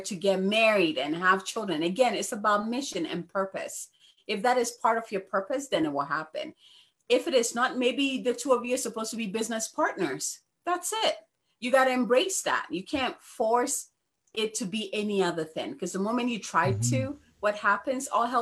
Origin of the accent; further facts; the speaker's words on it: Ghana; now in United States; I was born and raised in Ghana